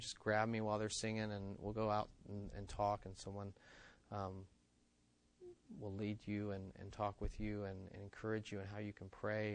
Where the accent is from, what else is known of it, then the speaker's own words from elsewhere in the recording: West Virginia, United States; moved away; I grew up in West Virginia that has hills that we call mountains